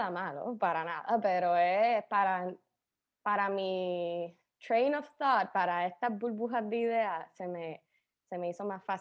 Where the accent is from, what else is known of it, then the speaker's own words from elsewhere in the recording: Cagua, Aragua, Venezuela; Más, es más fácil decir que soy de Cagua